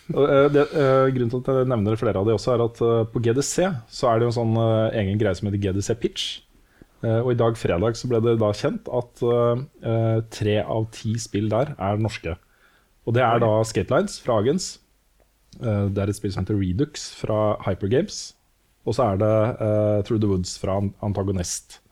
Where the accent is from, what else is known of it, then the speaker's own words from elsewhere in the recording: Norway; vi er født og oppvokst i Norge